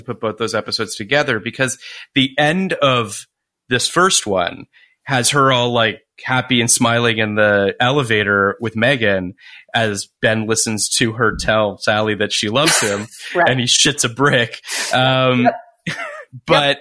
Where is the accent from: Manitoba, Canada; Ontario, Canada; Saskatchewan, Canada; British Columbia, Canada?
Ontario, Canada; Toronto; I'm from Toronto